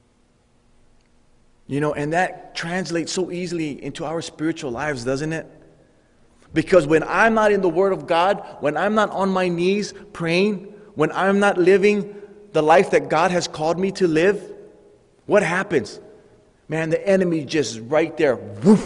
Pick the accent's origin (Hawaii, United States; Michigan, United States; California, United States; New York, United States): Hawaii, United States; growing up in Hawaii, I had a Samoan friend.